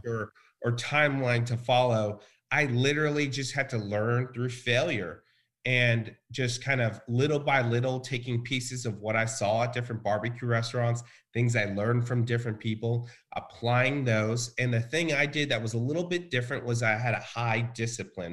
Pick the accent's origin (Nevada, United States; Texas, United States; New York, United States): Texas, United States; Richmond; also born or lived in Bryan, Texas; we lived in a very small town called Richmond.